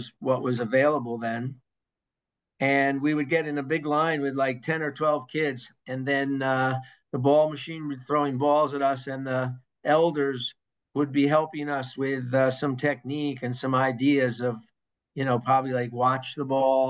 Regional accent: Hastings-on-Hudson, New York, United States; I grew up in Lower Westchester in Hastings-on-Hudson

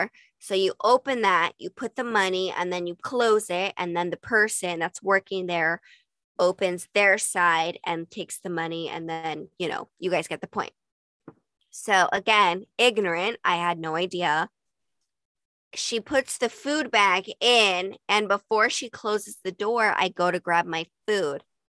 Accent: Utah, United States; and growing up in Utah, I never got that.

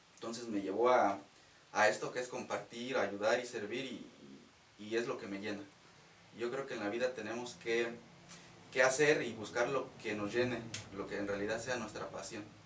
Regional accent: Ojo de Agua de Ballesteros, Guanajuato, Mexico; moved away; soy de Guanajuato. nací en oh. un, bueno, un pueblo que se llama Ojo de Agua de Ballesteros, oh. cercano de Salvatierra.

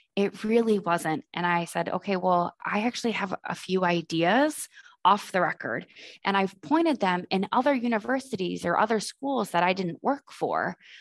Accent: Boston, Massachusetts, United States; moved away; I'm originally from Boston

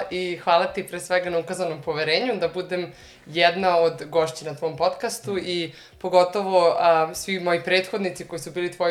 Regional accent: Jagodina, Šumadija and Western Serbia, Serbia; moved away as an adult; now in Germany; imam 28 godina, dolazim iz Jagodine, a, ali evo već a, e, tri, skoro četiri godine živim u Nemačkoj

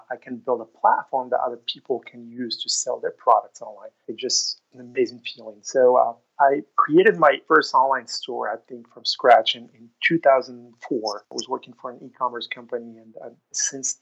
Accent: Morocco; moved away as an adult; also born or lived in Oklahoma, United States; now in Austin, United States; I was born and raised in Morocco.

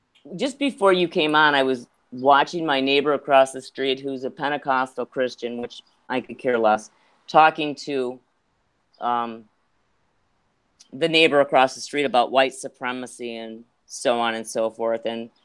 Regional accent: Ireland; because I'm so Irish

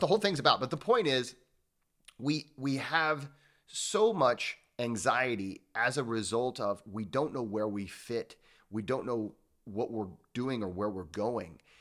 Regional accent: Midwest, United States; I grew up in the Midwest

